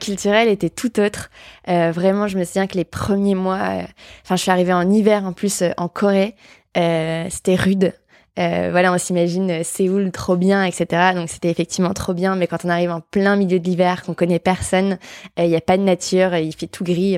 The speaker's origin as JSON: {"language": "French", "town": "Bourbourg", "region": "Hauts-de-France", "country": "France", "tie": "born or raised there", "moved": "as an adult", "lives_now": "Paris, France", "said": "je suis restée au même endroit de mes 0 à mes 18 ans, je pense. donc je viens de Bourbourg"}